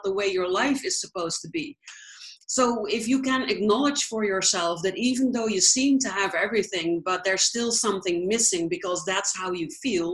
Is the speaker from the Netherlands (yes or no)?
yes; Netherlands; moved away; I am from the Netherlands originally, but I travel